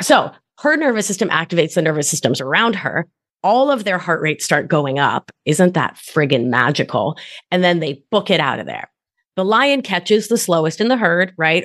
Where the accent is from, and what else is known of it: Providence, Rhode Island, United States; born or raised there; also born or lived in Argentina